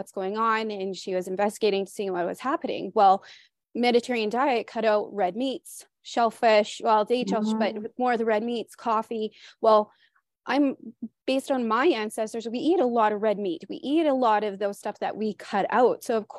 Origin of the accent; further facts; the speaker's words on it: Canada; especially being Canadian, we have so many cultures and so much food options